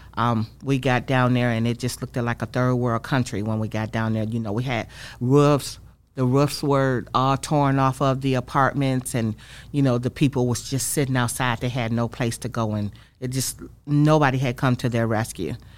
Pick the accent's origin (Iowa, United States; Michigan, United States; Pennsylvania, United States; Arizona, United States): Michigan, United States; Saginaw; moved away as an adult; I grew up in Saginaw, Michigan, born and raised